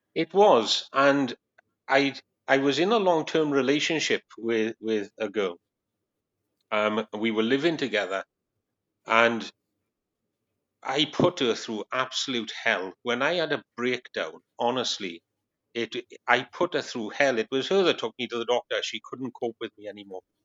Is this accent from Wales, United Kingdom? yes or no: yes; Wales, United Kingdom; moved away as an adult; now in Long Eaton, United Kingdom; this man sounds really strange, it's because I'm from Wales. I'm a Welshman